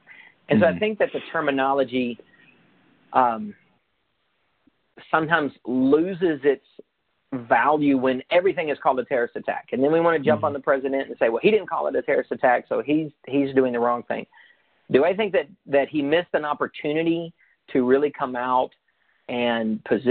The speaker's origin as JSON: {"language": "English", "town": "Eatonton", "region": "Georgia", "country": "United States", "tie": "born or raised there", "also_born_or_lived": "Lubbock, Texas", "said": "I was born in Lubbock, Texas. I grew up in Eatonton, Georgia. I lived most of my life in Central Georgia"}